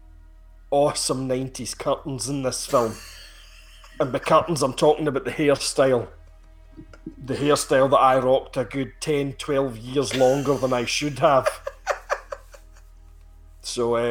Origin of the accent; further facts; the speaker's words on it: Cowal, Scotland, United Kingdom; Cowell Games, the big Highland Games in my hometown